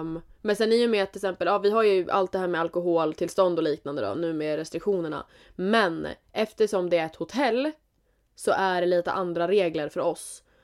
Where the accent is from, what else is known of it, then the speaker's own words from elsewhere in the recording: Jämtland, Sweden; Vi är från Jämtland, Jämtland Härjedalen